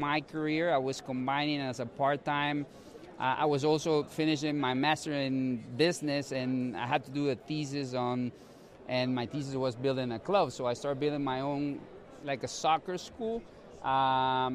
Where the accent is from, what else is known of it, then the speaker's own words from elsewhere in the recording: Guatemala; moved away as an adult; also born or lived in Colorado, United States; now in St. Louis, United States; I'm originally from Guatemala. I've been in the States for 10 years, 5 years established in San Luis